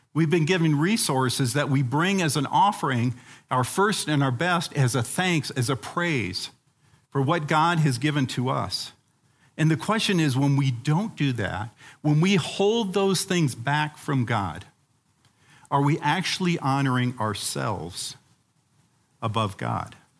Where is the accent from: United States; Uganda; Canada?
Uganda; moved away; When I was a kid growing up in Africa, um, in the country of Uganda